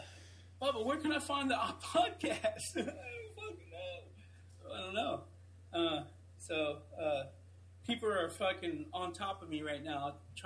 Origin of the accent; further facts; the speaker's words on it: East Coast, United States; And us growing up on the East Coast, man, we don't have deserts, man.